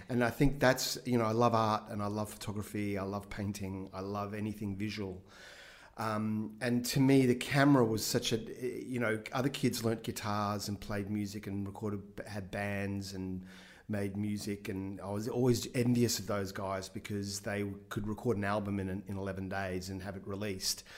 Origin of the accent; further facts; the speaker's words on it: Brisbane, Queensland, Australia; I grew up in Brisbane in the 70s